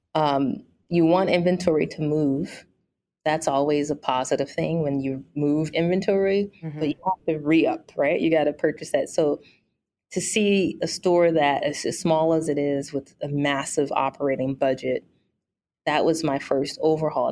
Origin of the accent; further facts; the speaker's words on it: St. Louis, Missouri, United States; also born or lived in Toronto, Canada; I am born and raised in St. Louis.